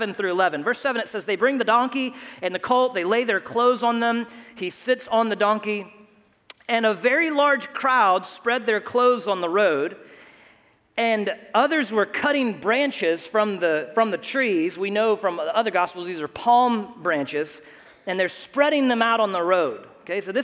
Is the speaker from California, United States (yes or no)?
no; Houston, Texas, United States; Growing up in Houston